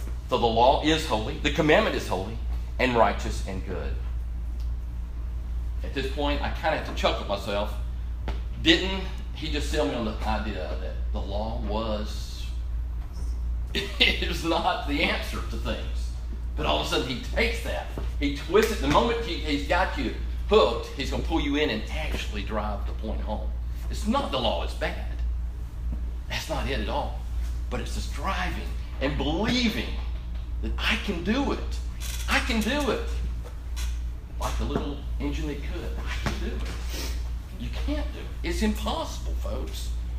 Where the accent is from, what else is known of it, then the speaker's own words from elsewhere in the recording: Orlando, Florida, United States; moved away as an adult; now in Chattanooga, United States; I grew up in Orlando, Florida, and moved up here actually to go to Tennessee Temple University